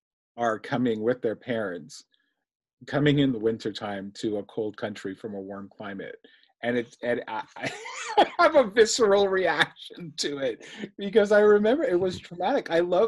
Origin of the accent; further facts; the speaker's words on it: Ontario, Canada; You mentioned I'm from Ontario, Canada. So we're now in the winter time. So I'm doing winter running.